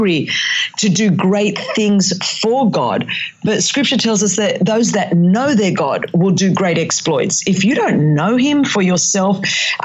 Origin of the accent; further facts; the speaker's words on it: Australia; accent: Australian; first language Greek; English is a second language; it's my Australian accent, but you know, it's, but I do speak, Greek is my first language.